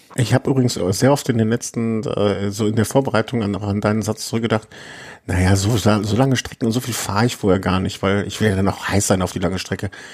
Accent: Düsseldorf, North Rhine-Westphalia, Germany; now in Cologne, Germany; Als geborener Düsseldorfer

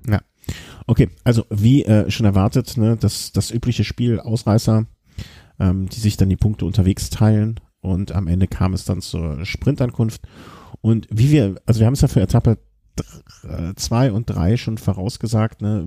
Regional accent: Cologne, North Rhine-Westphalia, Germany; ich bin natürlich dann äh, eigentlich als Kölsche Natur

